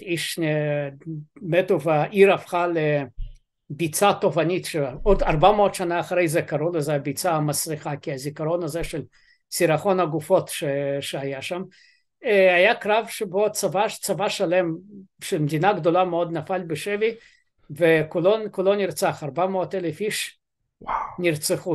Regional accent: Ukraine; now in Israel; אני אוקראיני

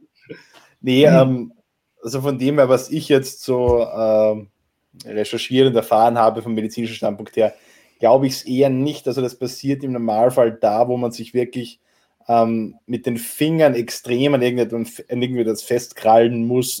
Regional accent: Austria; als Österreicher

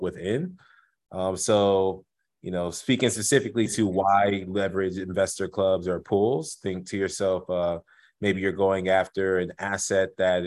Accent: Houston, Texas, United States; also born or lived in Evanston, Illinois; born and raised in Houston to Nigerian immigrants

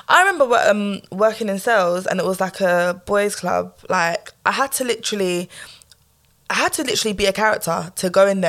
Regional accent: Jamaica; Like, and I'm like, I'm Jamaican, bruv.

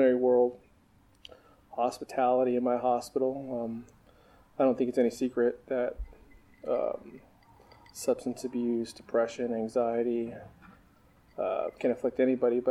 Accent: Oxnard, California, United States; moved away as an adult; also born or lived in Corpus Christi, Texas / Northridge, California / Thousand Oaks, California; now in Texas, United States; I grew up in Oxnard, California

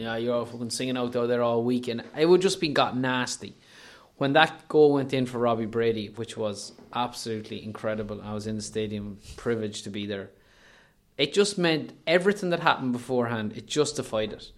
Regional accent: Leitrim, Connacht, Ireland; I'm from Leitrim

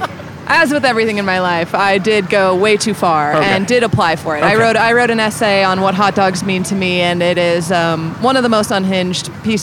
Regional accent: Midwest, United States; So, you know, growing up in the Midwest, there's a lot of Tex-Mex that happened.

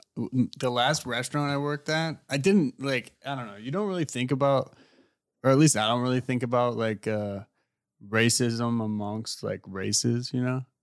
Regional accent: United States; also born or lived in England; being American

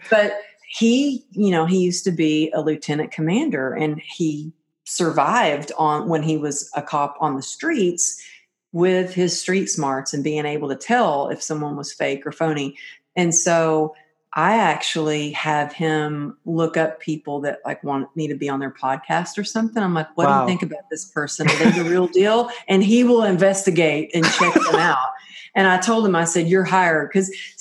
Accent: Texas, United States; growing up in Texas, I really grew up where when we told somebody we were going to do something, we did it.

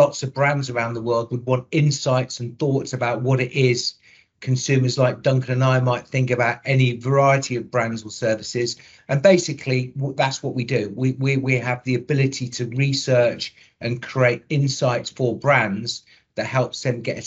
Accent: Coventry, West Midlands, United Kingdom; accent: Midlands; will detect a Midlands accent. So I was born in Coventry

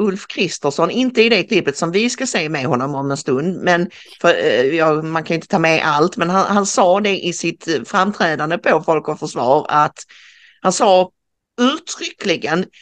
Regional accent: Karlskrona, Blekinge, Sweden; jag är född i Karlskrona

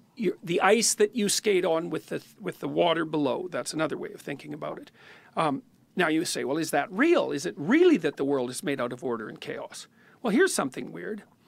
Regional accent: Canada; being a Canadian

